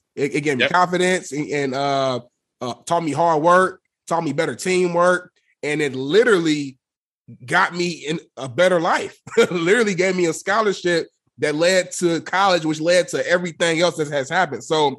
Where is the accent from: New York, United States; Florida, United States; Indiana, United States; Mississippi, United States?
Indiana, United States; Indianapolis; moved away as an adult; also born or lived in Muncie; now in Los Angeles, United States; growing up in Indianapolis, Indiana, playing football at Ball State, and that's way smaller than even Indianapolis, the Muncie, Indiana area. And then moving out